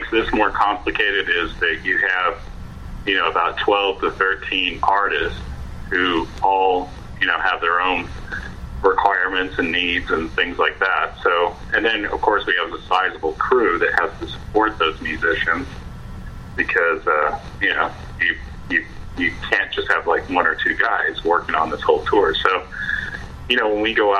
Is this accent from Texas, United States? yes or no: yes; Dallas, Texas, United States; I'm originally from Dallas, Texas, myself, and we have a house there